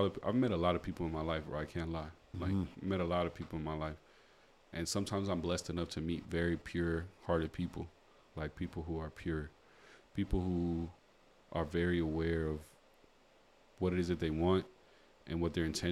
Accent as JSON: {"language": "English", "country": "United States", "moved": "yes", "lives_now": "Fort McMurray, Canada", "said": "being American"}